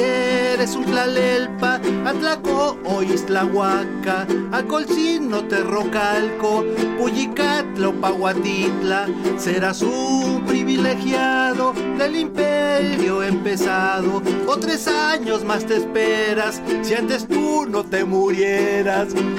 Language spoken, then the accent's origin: Spanish; Mexico; lo que somos como mexicanos